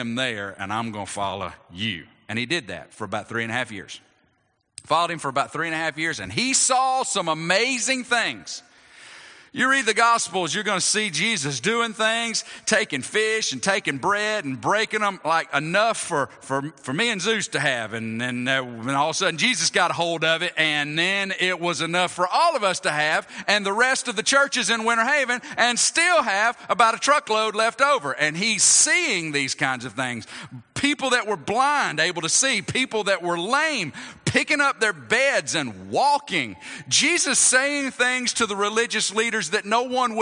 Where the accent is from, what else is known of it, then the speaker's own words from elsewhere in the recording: Athens, Georgia, United States; my hometown of Athens